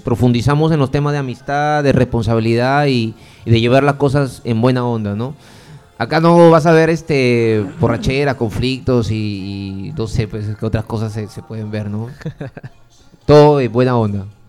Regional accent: Piura, Peru; now in Lima, Peru; yo soy de Piura

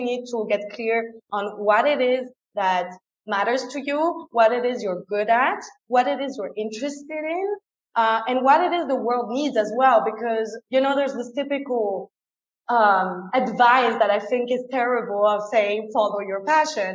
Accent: France; first language French and German; English is a second language; moved away as an adult; also born or lived in England; now in Ecuador; I was born and raised in France, but I went to a German school. So I grew up with both languages.

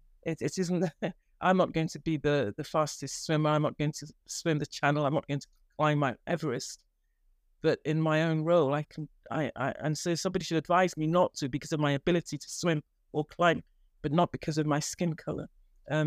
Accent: Nigeria; moved away as an adult; now in England, United Kingdom; when I came, I trained in Nigeria. And when I came from Nigeria to England, the first job I got was a house officer post in Old Church Hospital.

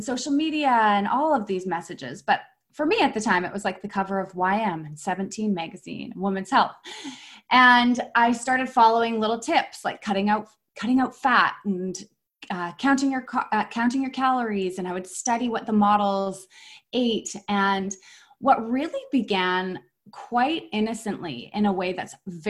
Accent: Vancouver, British Columbia, Canada; also born or lived in Whistler; I'm from Vancouver. I'm born and raised in Vancouver

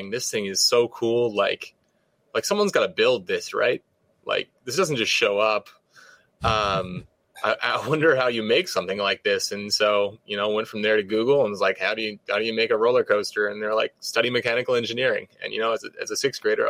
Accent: Southern California, United States; Growing up in Southern California

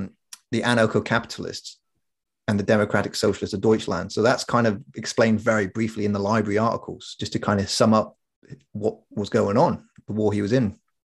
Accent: Corby, East Midlands, United Kingdom; We grew up in Corby, where you kind of had to have a thick skin.

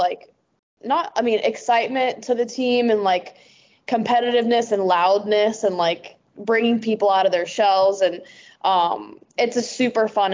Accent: North Texas, United States; moved away as an adult; also born or lived in Oklahoma; now in Wellington, New Zealand; growing up in North Texas specifically, I played for FC Dallas my like entire life

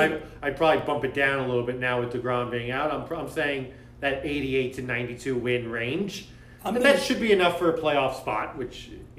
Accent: Bogota, New Jersey, United States; also born or lived in Springfield, Massachusetts; my hometown of Pagoda, New Jersey

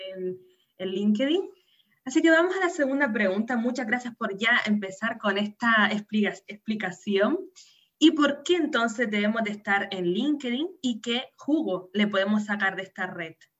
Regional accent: Canary Islands, Spain; nacida en Canarias

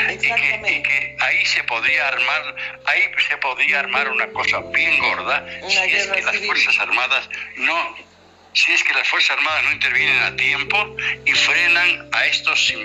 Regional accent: Bolivia

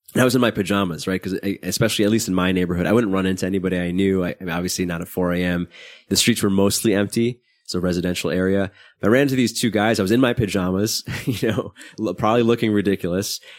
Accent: New York City, New York, United States; I grew up in Brooklyn, not in a particularly bad neighborhood

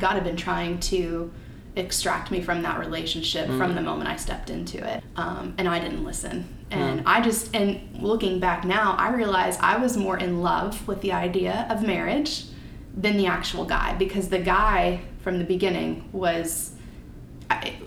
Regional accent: Kentucky, United States; born or raised there; moved away as an adult

